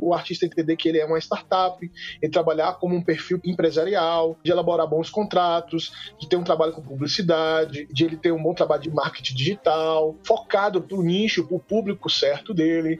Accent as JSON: {"language": "Portuguese", "town": "Salvador", "region": "Bahia", "country": "Brazil", "moved": "as an adult", "lives_now": "Brasília, Brazil", "said": "eu sou de Salvador, Bahia, mas moro em Brasília há 16 anos"}